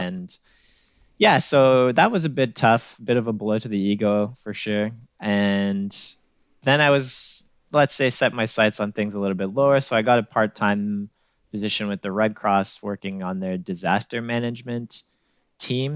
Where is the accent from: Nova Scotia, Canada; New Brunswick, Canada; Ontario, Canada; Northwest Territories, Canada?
Ontario, Canada; North Bay; moved away as an adult; also born or lived in Ottawa / Toronto; I grew up just outside of North Bay, Ontario